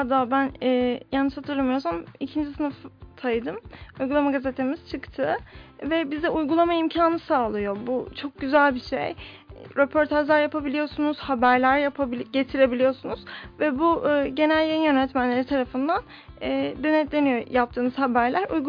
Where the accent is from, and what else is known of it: Istanbul, Turkey; born or raised there